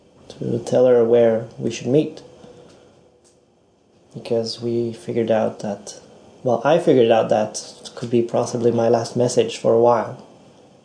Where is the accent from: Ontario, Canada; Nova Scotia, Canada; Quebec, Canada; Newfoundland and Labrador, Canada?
Quebec, Canada; Montreal; moved away as an adult; also born or lived in Hiroshima, Japan; now in Ichinoseki, Japan; I'm from Montreal, Canada. And I lived there for almost 30 years.